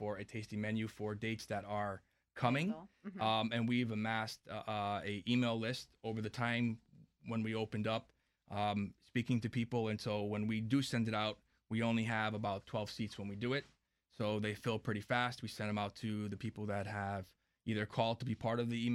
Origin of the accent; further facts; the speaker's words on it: New Haven, Connecticut, United States; also born or lived in New York City; now in Washington, D.C. area, United States; growing up in New Haven